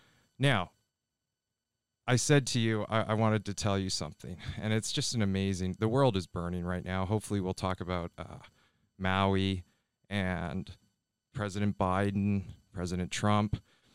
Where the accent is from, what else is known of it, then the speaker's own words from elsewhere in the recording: Ontario, Canada; Yeah, and I grew up in Ontario, Canada, just outside of Toronto.